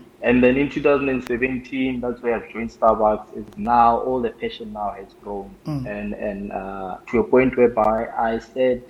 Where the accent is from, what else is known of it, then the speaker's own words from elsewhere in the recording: Pretoria, Gauteng, South Africa; moved away as an adult; also born or lived in Limpopo; now in Cape Town, South Africa; where I grew up, Pretoria